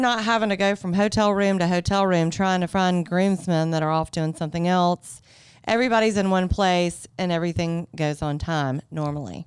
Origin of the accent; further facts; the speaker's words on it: Greenville, South Carolina, United States; I grew up in Greenville, so I actually, I didn't grow up out, out at the farm.